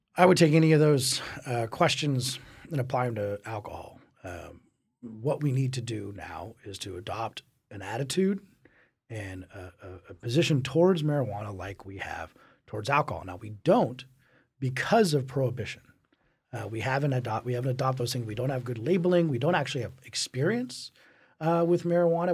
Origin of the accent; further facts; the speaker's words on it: Colorado, United States; growing up in Colorado